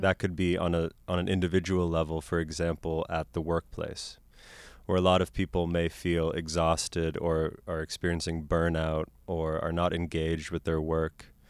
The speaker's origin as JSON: {"language": "English", "town": "Boston", "region": "Massachusetts", "country": "United States", "tie": "born or raised there", "also_born_or_lived": "Cameroon", "moved": "yes", "said": "growing up in Boston"}